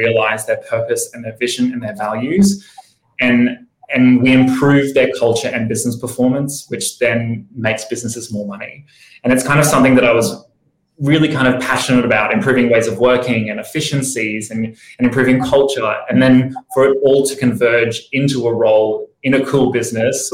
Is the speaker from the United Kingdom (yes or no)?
no; Brisbane, Queensland, Australia; moved away as an adult; now in Sydney, Australia; I grew up in Brisbane